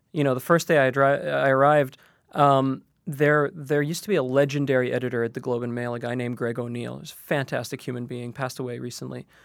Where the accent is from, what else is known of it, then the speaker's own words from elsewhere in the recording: Qatar; moved away as an adult; now in Canada; I grew up in Qatar in the Middle East, and the idea was that you would go to school and then you would become a lawyer or an engineer or a manager of some sort.